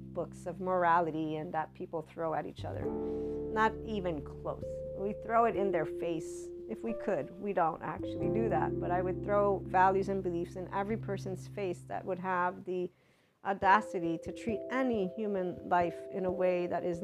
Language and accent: English; United States; looked at me as an American Italian